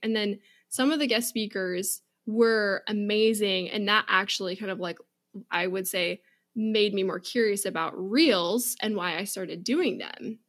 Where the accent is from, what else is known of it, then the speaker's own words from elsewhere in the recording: Seattle, Washington, United States; I grew up in Seattle, um, right at the base